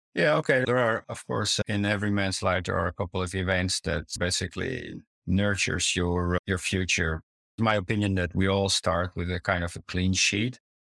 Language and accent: English; Netherlands; also born or lived in Italy / Amsterdam; As a child, I grew up in the Netherlands. I grew also partially up in Italy